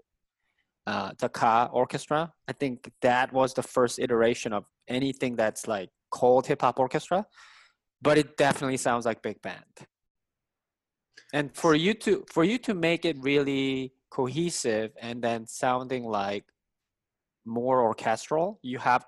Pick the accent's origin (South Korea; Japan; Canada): South Korea; English is a second language; moved away; as an Asian person, I grew up in Korea